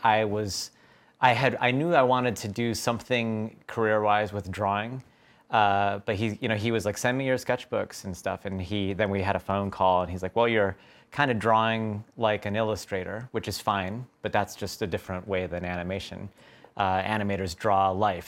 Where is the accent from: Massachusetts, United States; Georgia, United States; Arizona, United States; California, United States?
Arizona, United States; Tucson; moved away; I grew up in Tucson, Arizona